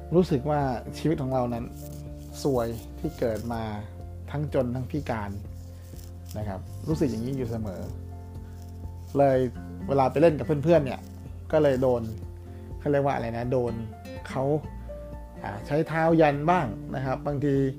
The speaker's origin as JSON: {"language": "Thai", "region": "Uttaradit", "country": "Thailand", "tie": "born or raised there", "said": "ผมเกิดที่ต่างอยู่ที่ต่างจังหวัดนะครับเป็นคนอุตรดิตถ์นะครับ แล้วก็ในหมู่บ้านก็จะมีเด็กๆมาเล่นเวลาไปโรงเรียน"}